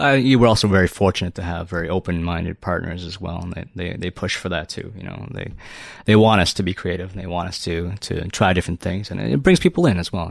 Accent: Toronto, Ontario, Canada; I'm from Toronto. I'm from Toronto

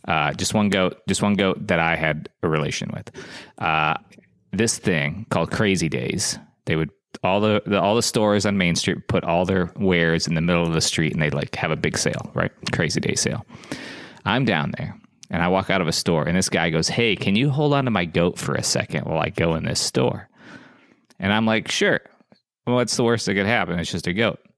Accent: South Dakota, United States; moved away; I grew up in South Dakota.

